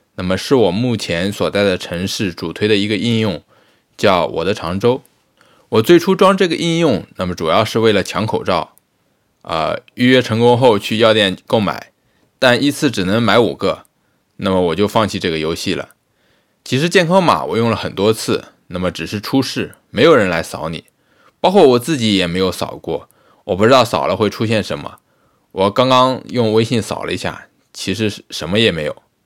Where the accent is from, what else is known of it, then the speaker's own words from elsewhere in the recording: Lianyungang, Jiangsu, China; now in Changzhou, China; 我老家是连云港嘛